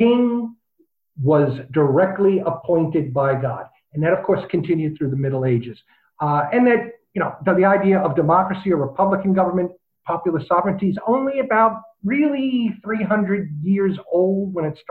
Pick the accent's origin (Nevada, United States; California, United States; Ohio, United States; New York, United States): New York, United States; moved away; also born or lived in Chicago; I'm originally from New York, lived in Chicago a long time